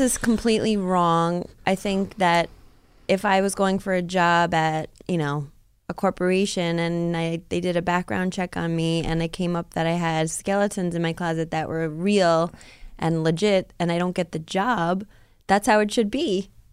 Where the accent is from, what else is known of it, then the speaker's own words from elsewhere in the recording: Rockland County, New York, United States; where I grew up in Rockland County